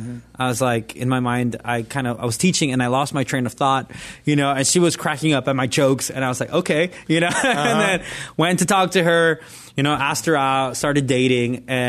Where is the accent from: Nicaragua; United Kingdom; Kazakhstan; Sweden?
Nicaragua; Like where I grew up in Nicaragua, everything was a sin.